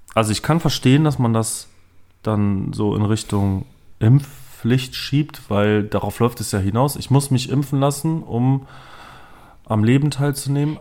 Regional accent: Düsseldorf, North Rhine-Westphalia, Germany; moved away; aus meiner Heimatstadt

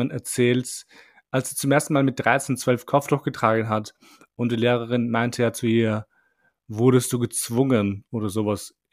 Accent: Albania; ich bin Albaner und es stimmt.

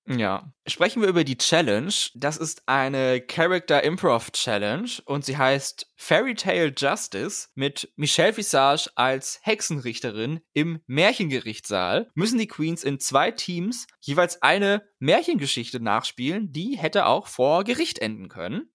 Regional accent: Northern Germany, Germany; bei uns in Norddeutschland

